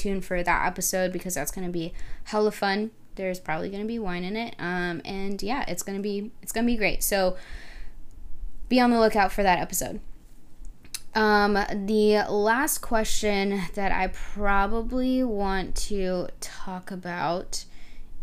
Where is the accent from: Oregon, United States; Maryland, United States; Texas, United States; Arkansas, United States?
Texas, United States; Rio Grande Valley; I was born in the Rio Grande Valley. We lived in a super small town